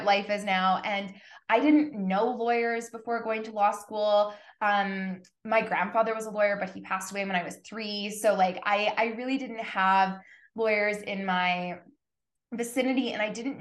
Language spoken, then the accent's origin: English; Winnipeg, Manitoba, Canada; I grew up in Winnipeg, Manitoba, and I went to high school inside the University of Winnipeg